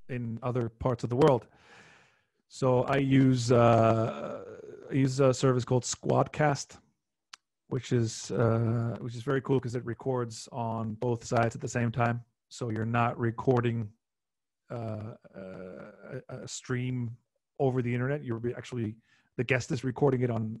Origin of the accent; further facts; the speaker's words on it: Iceland; also born or lived in London, United Kingdom; Icelanders are, we're like half like genealogically, we're half Irish, half Norwegian